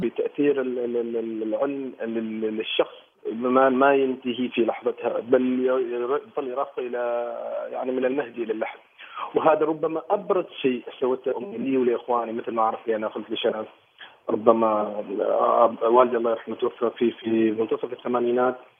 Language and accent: Arabic; Oman; انا مسرحي عماني